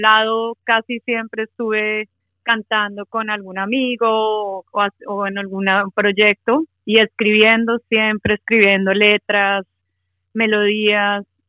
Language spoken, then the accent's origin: Spanish; Bogotá, Colombia; now in Melbourne, Australia; Yo soy de Bogotá.